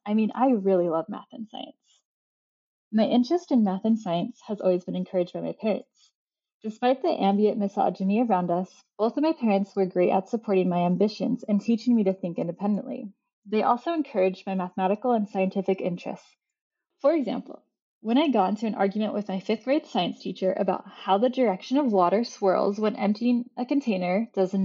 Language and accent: English; Utah, United States; I grew up in Utah